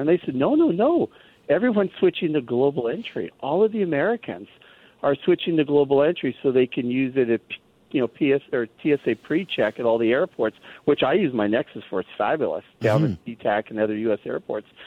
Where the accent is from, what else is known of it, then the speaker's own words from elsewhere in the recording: Canada; now in United States; my feeling as a Canadian who lives in the U.S.